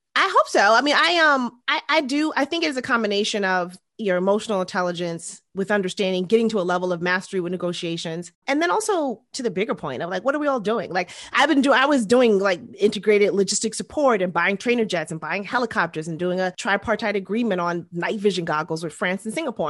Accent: New York City, New York, United States; most of my upbringing was in Queens. I grew up in this neighborhood called East Elmhurst

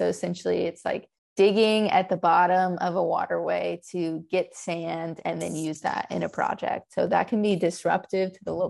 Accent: a small town outside of Lafayette, Louisiana, United States; I was born and raised in Louisiana. I grew up in a small town outside of Lafayette

